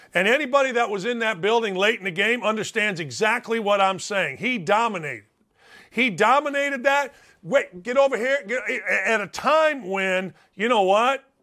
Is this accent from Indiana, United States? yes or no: yes; Gary, Indiana, United States; also born or lived in Merrillville, Indiana; my hometown of Gary, Indiana